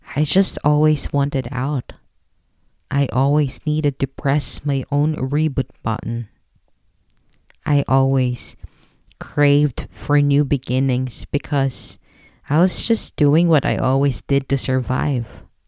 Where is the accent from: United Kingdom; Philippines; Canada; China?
Philippines; moved away; I am a Filipino